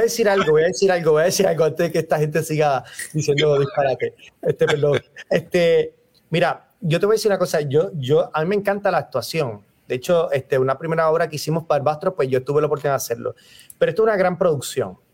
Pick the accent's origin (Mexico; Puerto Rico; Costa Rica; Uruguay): Puerto Rico; nosotros como puertorriqueños